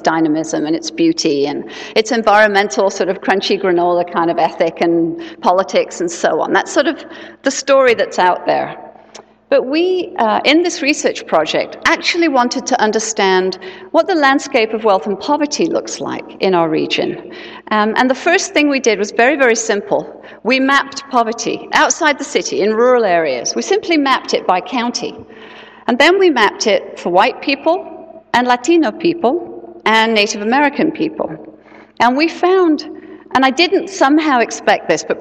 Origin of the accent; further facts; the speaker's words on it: England, United Kingdom; now in Seattle, United States; I'm originally from England